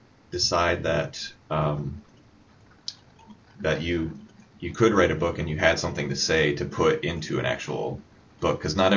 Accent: Ohio, United States; because I'm also from Ohio

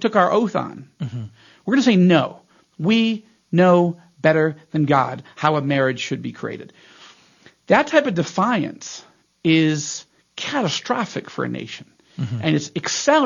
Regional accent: United States; now in Israel; as an American citizen, I'm watching the wheels come off my own country.

